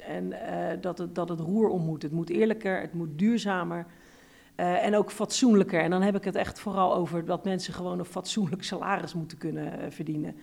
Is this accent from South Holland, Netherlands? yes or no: yes; Rotterdam, South Holland, Netherlands; Ik kom ook uit Rotterdam West. Hm. Dus uit de wijk waar arm en rijk door elkaar woont.